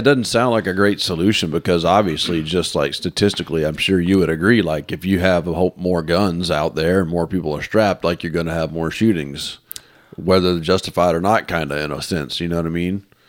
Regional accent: Mississippi, United States; I'm from Mississippi.

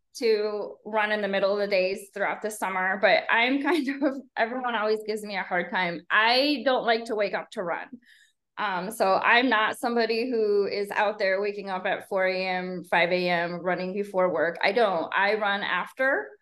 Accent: Chicago, Illinois, United States; moved away as an adult; also born or lived in Fort Worth, Texas; now in Los Fresnos, United States; I'm from the south suburbs of Chicago

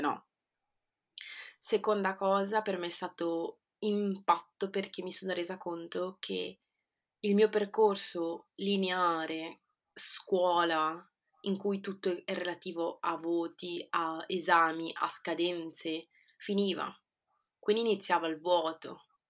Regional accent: Genoa, Liguria, Italy; born or raised there; moved away as an adult; also born or lived in Peru; now in London, United Kingdom

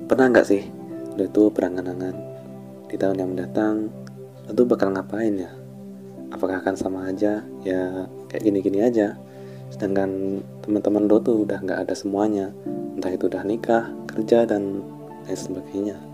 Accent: Malang, East Java, Indonesia; born there; lahir di Kota Malang

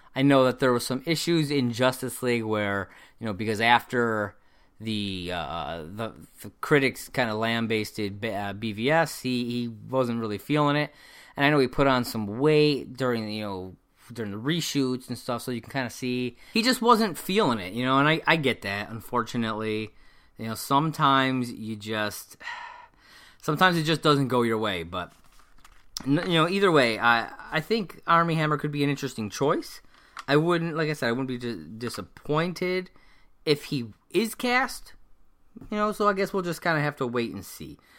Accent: United States; I am American, I've, I've lived in this country my whole life.

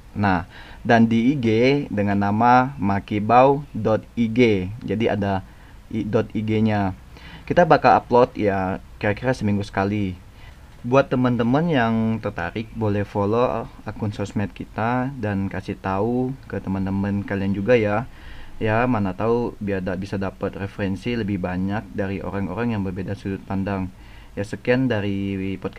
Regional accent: West Kalimantan, Indonesia; now in Taiwan; e, asal gue dari Kalimantan Barat Dan sekarang gue lagi stay di Taiwan

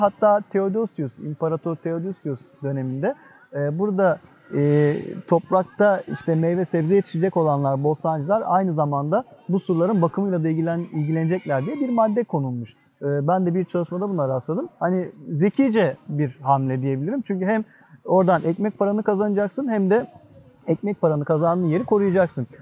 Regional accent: Istanbul, Turkey; ben bir Üsküdarlıyım, Üsküdar'da yaşıyorum.

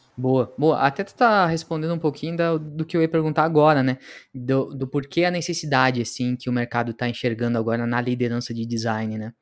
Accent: Pelotas, Rio Grande do Sul, Brazil; eu sou natural de Pelotas

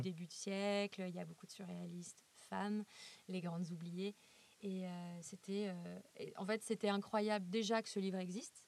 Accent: Lyon, Auvergne-Rhône-Alpes, France; Je suis lyonnaise

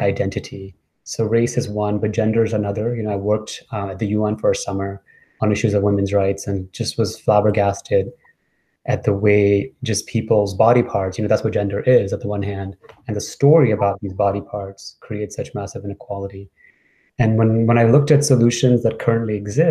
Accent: New York City, New York, United States; I moved to New York when I was 10 and kind of grew up in New York City

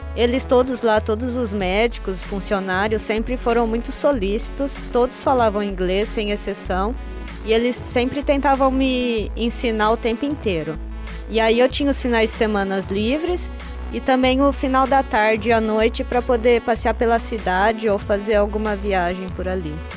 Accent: Presidente Prudente, São Paulo, Brazil; now in Ribeirão Preto, Brazil; Eu sou de Presidente Prudente, eu estou cursando medicina aqui na UNAERP

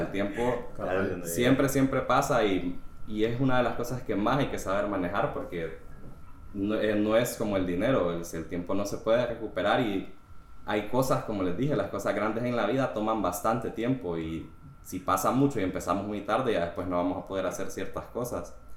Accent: Honduras; yo soy de Honduras, yo tengo 29 años

